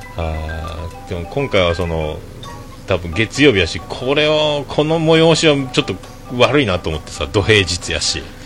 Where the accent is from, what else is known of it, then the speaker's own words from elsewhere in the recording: Hakata, Fukuoka, Japan; accent: Hakata-ben; also born or lived in Tokyo; 俺も博多弁はなるべく喋りたくないと思って生きとったな東京におる時